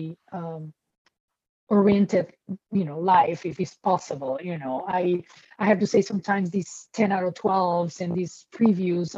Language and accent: English; Peru; moved away as an adult; also born or lived in Colombia / Brooklyn, New York; now in New York, United States; I grew up in Peru. Like I went to school in Peru.